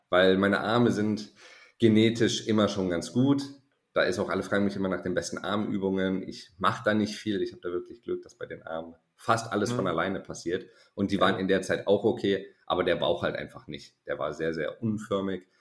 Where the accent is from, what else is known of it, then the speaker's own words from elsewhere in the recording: Konstanz, Baden-Württemberg, Germany; BWL-Studium zu Hause in meiner Heimatstadt in Konstanz